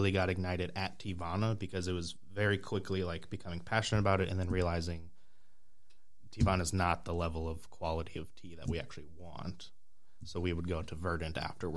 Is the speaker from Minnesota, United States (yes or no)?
yes; Minneapolis, Minnesota, United States; I grew up in Minneapolis